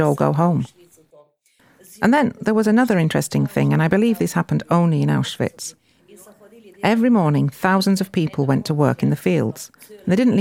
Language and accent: English; Gorizia, Friuli-Venezia Giulia, Italy; we were considered to be Italians since we came from Gorizia